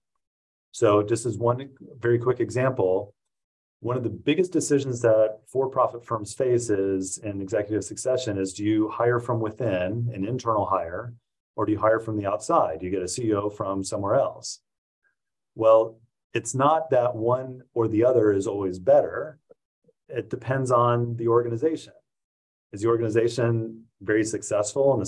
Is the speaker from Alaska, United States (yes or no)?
no; Indiana, United States; I grew up in Indiana